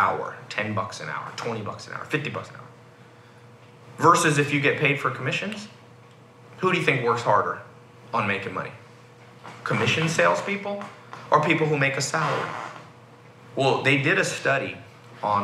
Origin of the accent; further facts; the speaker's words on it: United States; I was born in America